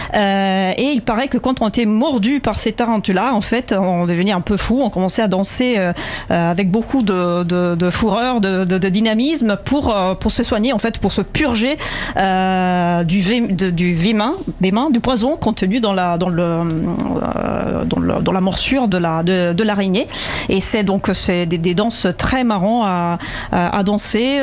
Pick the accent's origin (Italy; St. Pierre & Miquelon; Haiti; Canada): Italy; central Italy; now in France; Je viens plutôt du centre de l'Italie